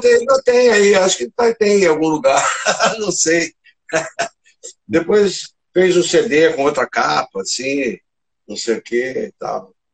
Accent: Porangaba, São Paulo, Brazil; moved away as an adult; also born or lived in Tatuí; now in Rio de Janeiro, Brazil; eu nasci em Porangaba, morei até uns 15 anos lá

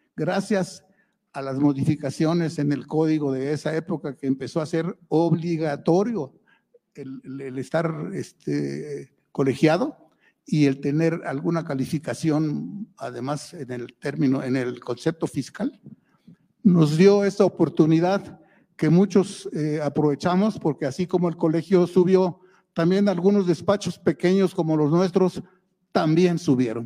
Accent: Mexico; somos mexicanos

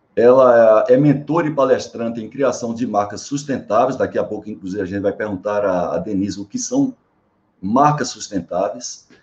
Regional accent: Paraíba, Brazil; also born or lived in João Pessoa; apesar de eu não ter nascido em João Pessoa, mas desde 12 anos de idade, fui, fui eu sou paraibano, né? fui morar em João Pessoa

